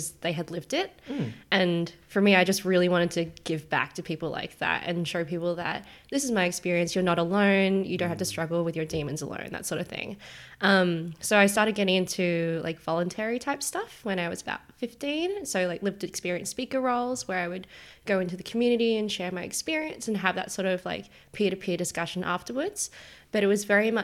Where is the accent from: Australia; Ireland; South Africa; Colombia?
Australia; Perth, Western Australia; now in Melbourne, Australia; So I'm in Melbourne at the moment, but I'm originally from Perth.